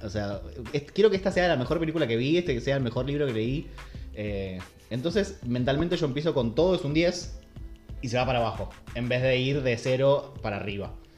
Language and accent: Spanish; Buenos Aires, Argentina; él vivido en Bajo Flores